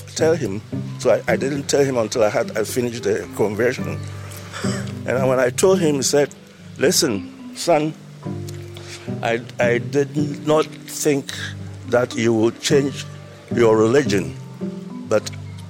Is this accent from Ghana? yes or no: yes; Ghana; moved away as an adult; now in Israel; Ghana, West Africa.